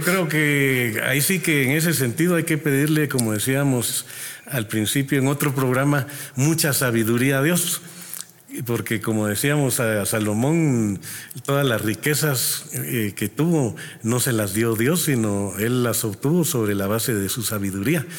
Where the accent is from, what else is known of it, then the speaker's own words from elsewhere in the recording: Guatemala; nuestra población, nuestra gente es trabajadora